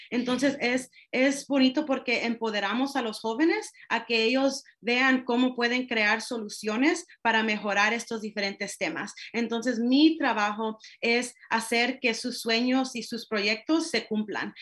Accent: Marin County, California, United States; yo soy latina y yo crecí en esta comunidad, me gusta poder traer a más jóvenes diversos y de diferentes experiencias porque yo sé que en, en Marín es difícil a veces.

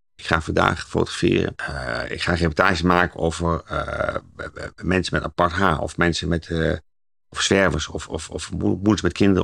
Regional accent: Zwolle, Overijssel, Netherlands; omdat ik zelf uit Zwolle kom

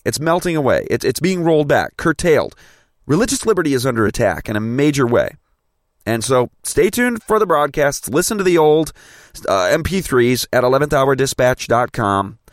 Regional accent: Grand Rapids, Michigan, United States; I'm a Grand Rapids native

